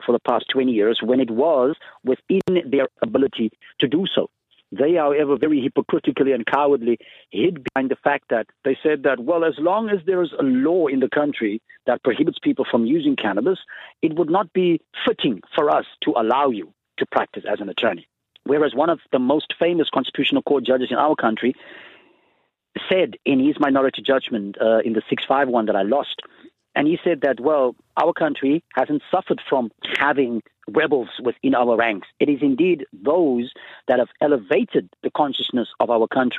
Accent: South Africa; growing up in South Africa, you know, I grew up under the apartheid system

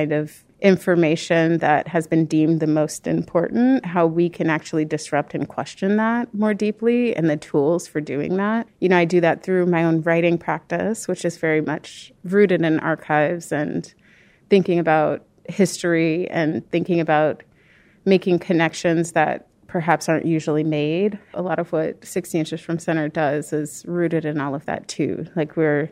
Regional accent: Peoria, Illinois, United States; moved away as an adult; also born or lived in California; now in Chicago, United States; I was born and raised in Peoria, Illinois, the heart of Illinois, but I've been in Chicago for the past 15 years

